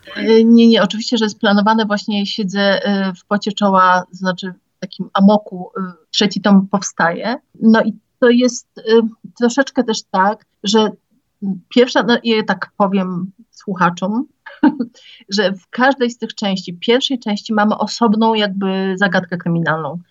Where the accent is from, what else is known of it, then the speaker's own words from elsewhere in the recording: Otrębusy, Masovian Voivodeship, Poland; tutaj u nas w Otrębusach